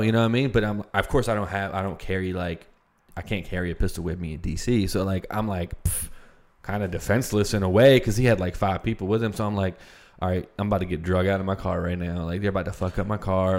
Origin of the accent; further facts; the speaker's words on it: United States; I was born in the United States.